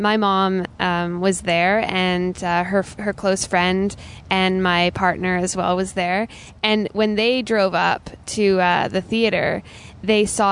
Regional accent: Victoria, British Columbia, Canada; moved away; Victoria is my hometown, and I love Victoria so much, and my family's all here

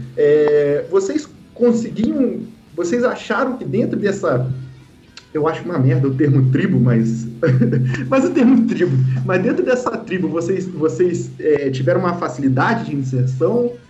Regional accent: Vassouras, Rio de Janeiro, Brazil; eu sou de Vassouras

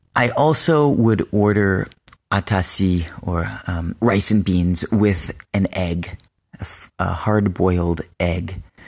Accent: United States; moved away as an adult; also born or lived in Benin; I am American, but I lived in Benin for two years

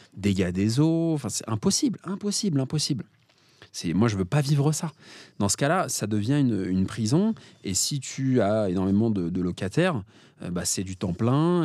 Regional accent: Paris, Île-de-France, France; je suis parisien

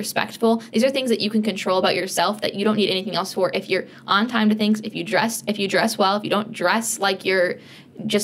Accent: Michigan, United States; now in Minneapolis, United States; I'm from Michigan.

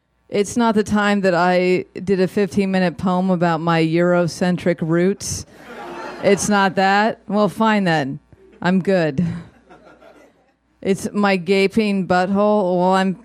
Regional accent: Los Angeles, California, United States; as a tween growing up in Studio City, California

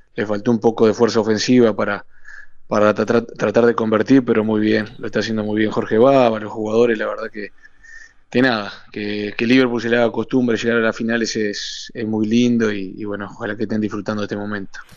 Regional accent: Uruguay; moved away as an adult; also born or lived in Pachuca, Mexico; somos cinco uruguayos

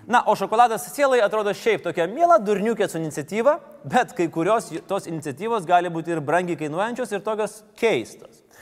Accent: Lithuania; mes, mes, lietuviai

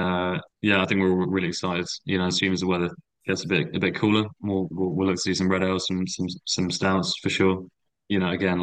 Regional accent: Oxfordshire, South East England, United Kingdom; I grew up in Oxfordshire, you know, the same as Alex.

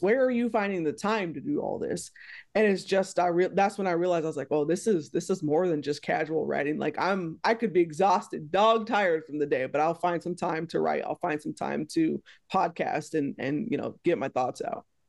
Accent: Texas, United States; moved away; I'm from Texas originally

